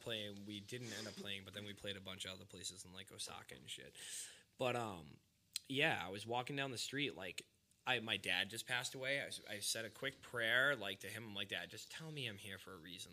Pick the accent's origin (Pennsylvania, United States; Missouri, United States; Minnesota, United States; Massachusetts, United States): Massachusetts, United States; Hanson; I'm from Boston, like, Massachusetts. He's like, what part? I'm like, like, you probably never heard of it. He goes, try me. And I said, Hanson